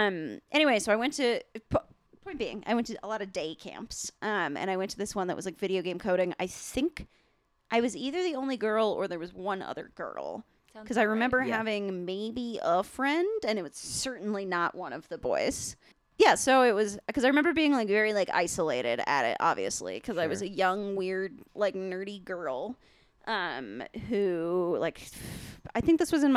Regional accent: Centennial, Colorado, United States; I grew up in Centennial

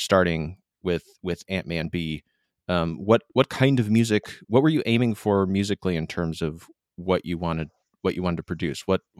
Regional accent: Michigan, United States; now in California, United States; I grew up in Michigan here in the States, and I now live in California.

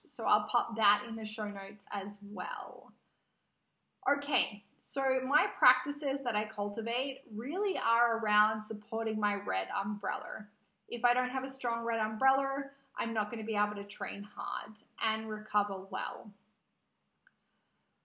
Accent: Australia; moved away; I was born in Australia. My natural habitat is Australia.

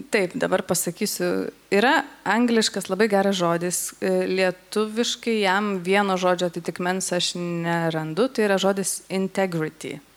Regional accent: Šiauliai, Šiauliai County, Lithuania; esu iš Šiaulių.

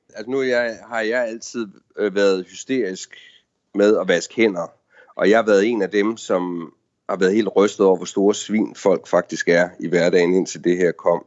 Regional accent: Denmark; now in Washington, D.C., United States; vi er danskere

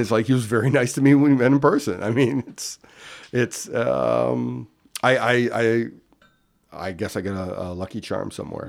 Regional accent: Winnipeg, Manitoba, Canada; moved away; also born or lived in Ontario; I grew up in Winnipeg, Manitoba

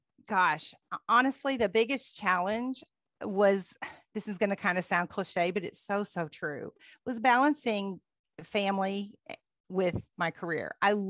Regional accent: Dayton, Ohio, United States; accent: Northern; now in Kentucky, United States; We were from Dayton, oh, okay. Which is just north of Cincinnati.

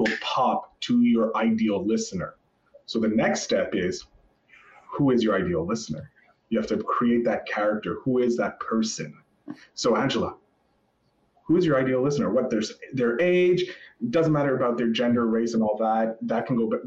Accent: Canada; As a Canadian

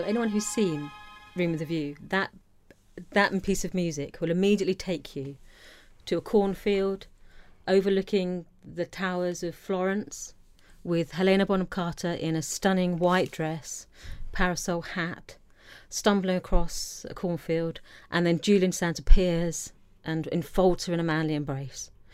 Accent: Isle of Wight, South East England, United Kingdom; American culture was completely alien growing up on the Isle of Wight.

